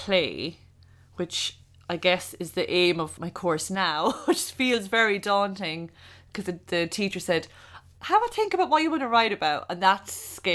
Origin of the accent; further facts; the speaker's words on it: Ireland; moved away as an adult; also born or lived in Seoul, South Korea / Barcelona, Spain; as an Irish person